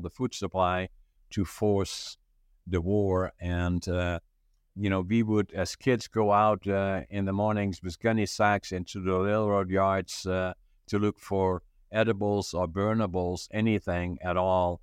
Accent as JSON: {"language": "English", "region": "northeastern Netherlands", "country": "Netherlands", "tie": "born or raised there", "moved": "as an adult", "lives_now": "Canada", "said": "I was born in northeastern Holland, about ten, fifteen minutes from the German border."}